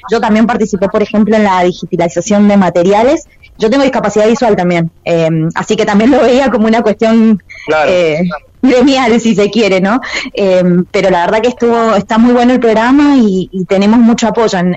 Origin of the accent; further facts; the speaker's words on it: Mendoza, Argentina; now in Mar del Plata, Argentina; hace un tiempo eh, que estoy viviendo en Mar del Plata, yo no soy de acá de Mar del, pero bueno, la elegí como, mi ciudad para vivir. Y mm, bueno, también en mi ciudad de, de origen, yo soy mendocina